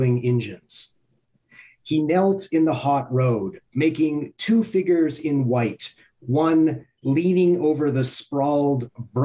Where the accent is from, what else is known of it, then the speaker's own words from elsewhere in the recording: Montreal, Quebec, Canada; I grew up in Montreal.